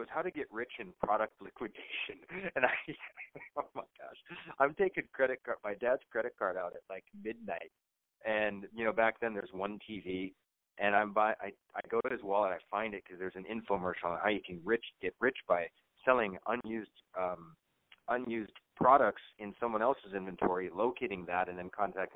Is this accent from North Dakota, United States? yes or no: yes; North Dakota, United States; I grew up in North Dakota, and I grew up in a trailer